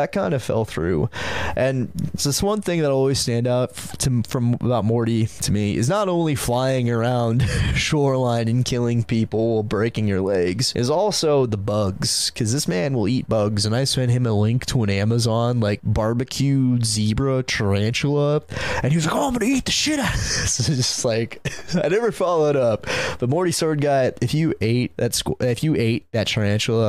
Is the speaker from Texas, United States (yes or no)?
no; Santa Cruz, California, United States; growing up in Santa Cruz, California